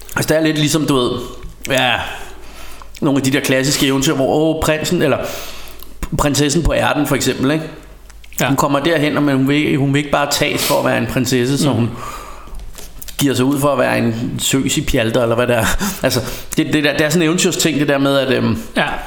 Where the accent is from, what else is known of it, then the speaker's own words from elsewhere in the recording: Denmark; vi bare som danskere